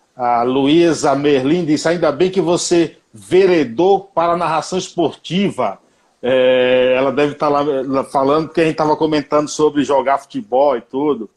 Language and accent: Portuguese; Bahia, Brazil; Como eu sou baiano